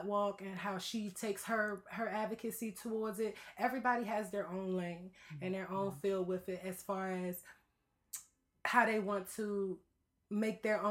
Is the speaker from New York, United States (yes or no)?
no; Washington, District of Columbia, United States; moved away as an adult; now in Los Angeles, United States; I did not grow up in Los Angeles. I grew up in Washington, D.C. So I just recently moved to Los Angeles